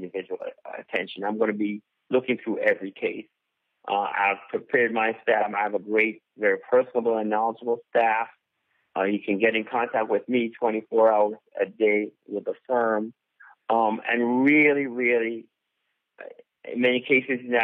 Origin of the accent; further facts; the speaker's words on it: Jamaica; now in Tallahassee, United States; I'm Jamaican, and so I started a Caribbean club here in Tallahassee